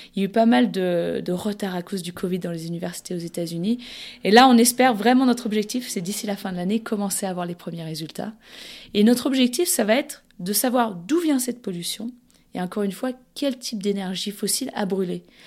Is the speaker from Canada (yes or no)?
no; France; chez nous en France